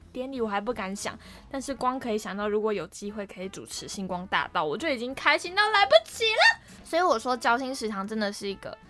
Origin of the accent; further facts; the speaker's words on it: Kaohsiung, Taiwan; moved away as an adult; also born or lived in Banqiao; 我是读板桥的台艺大嘛，那因为我是高雄人的关系